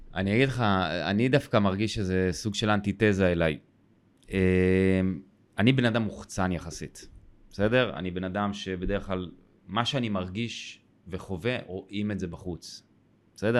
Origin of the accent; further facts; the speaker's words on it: Israel; אני גדלתי בקיבוץ